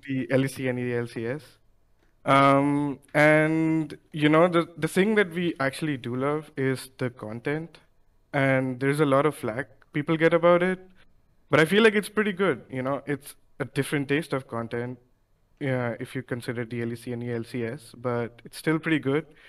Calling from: New Delhi, Delhi, India; I'm calling from New Delhi, uh, in India

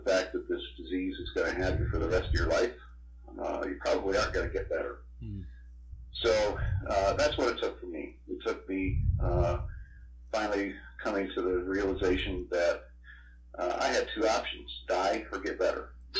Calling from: Apple Valley, Minnesota, United States; I'm calling from Apple Valley, Minnesota, in the United States of America.

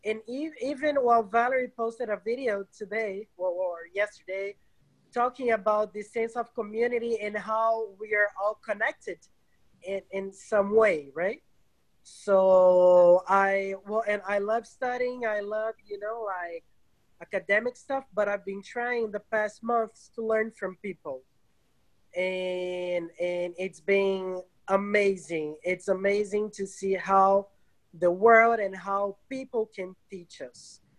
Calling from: Rio de Janeiro, Brazil; I'm speaking from Rio de Janeiro, Brazil.

